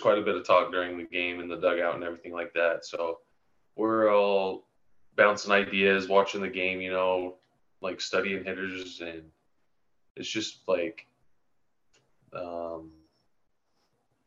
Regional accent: Vernal, Utah, United States; Born and raised in Vernal, Utah.

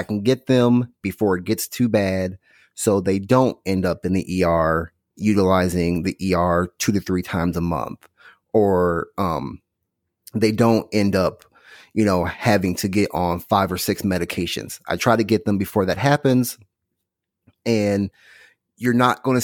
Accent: Illinois, United States; now in Houston, United States; I'm from Illinois

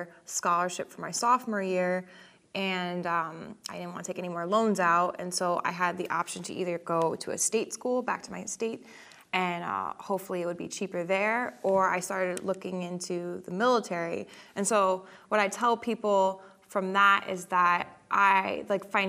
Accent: Connecticut, United States; I'm originally from Connecticut, you know, New York area

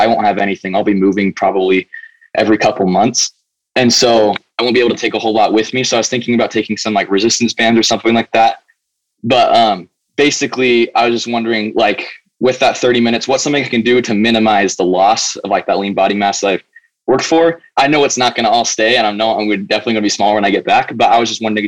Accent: Arizona, United States; moved away as an adult; now in Utah, United States; I'm 19 years old. I'm from Arizona

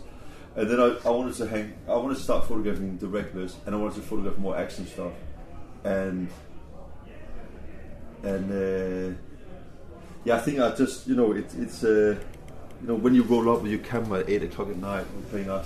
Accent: Denmark; moved away as an adult; now in England, United Kingdom; growing up in Denmark

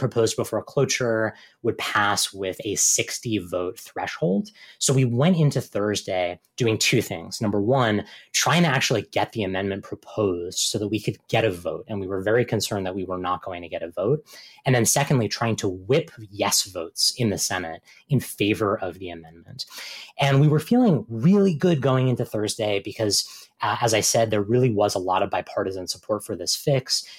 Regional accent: Virginia, United States; Virginia, my home state

